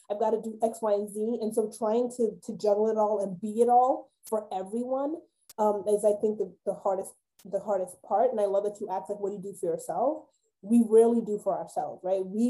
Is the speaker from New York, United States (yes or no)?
yes; New York, United States; moved away; I'm a New Yorker. I grew up in New York